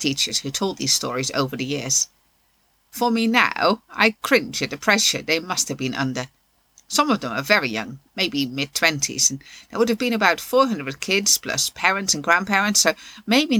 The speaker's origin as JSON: {"language": "English", "country": "Netherlands", "tie": "born or raised there", "moved": "yes", "lives_now": "England", "said": "I still remember my Christmases from growing up in the Netherlands"}